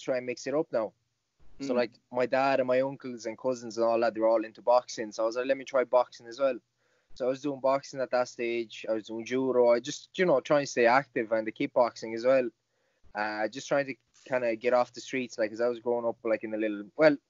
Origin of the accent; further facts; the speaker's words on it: Galway, Connacht, Ireland; And I remember it was in my hometown, the first MMA show in Galway, I think it was.